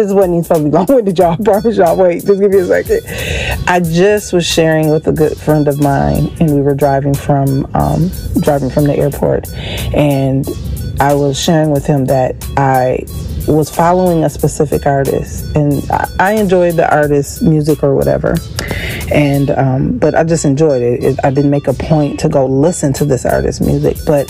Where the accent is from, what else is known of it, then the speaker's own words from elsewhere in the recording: Racine, Wisconsin, United States; my hometown, which is Racine, Wisconsin